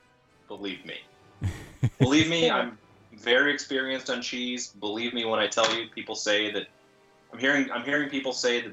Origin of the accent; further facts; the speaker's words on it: Cincinnati, Ohio, United States; I'm from Cincinnati